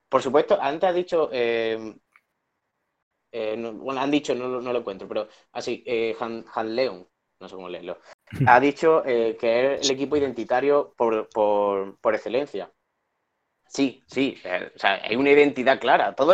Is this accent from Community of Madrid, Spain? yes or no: no; a town in Málaga, Andalusia, Spain; mi pueblo, yo soy de un pueblo de Málaga, que es, mm, relativamente pequeño.